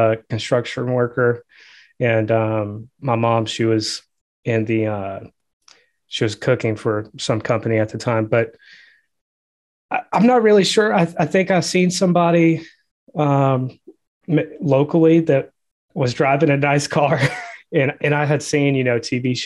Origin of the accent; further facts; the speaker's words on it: Georgia, United States; I'm from Georgia